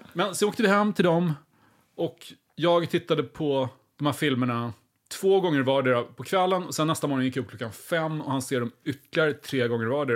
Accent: Linköping, Östergötland, Sweden; jag växte upp väldigt nära Kema Tobak

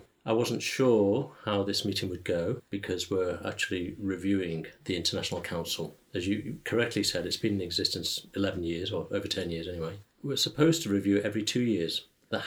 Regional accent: Liverpool, North West England, United Kingdom; I'm from Liverpool, England

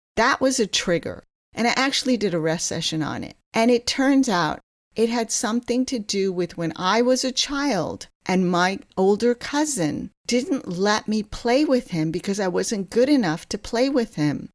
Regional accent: New Jersey, United States; moved away as an adult; also born or lived in Kolkata, India / Ithaca, New York / Stanford, California; now in Seattle, United States; I was born in Kolkata, India, and when I was eight years old, my parents immigrated to this country, and I grew up on the East Coast in New Jersey

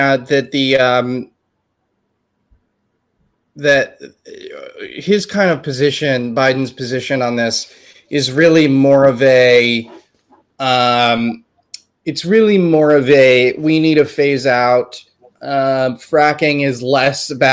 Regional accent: Texas, United States; moved away; I'm originally from Texas myself.

